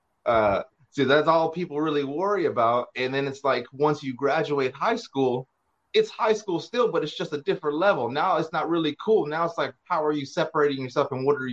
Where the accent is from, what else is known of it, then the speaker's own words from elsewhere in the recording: Hawthorne, California, United States; I'm actually from L.A. I'm from Hawthorne